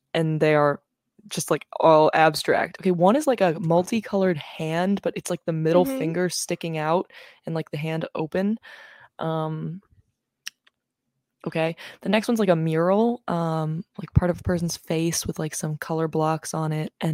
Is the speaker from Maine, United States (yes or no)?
yes; Maine, United States; I'm from Maine